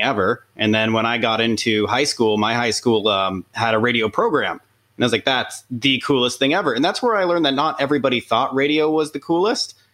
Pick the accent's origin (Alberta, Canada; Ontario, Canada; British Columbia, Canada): Ontario, Canada; Pickering; I, grew up next to the power plant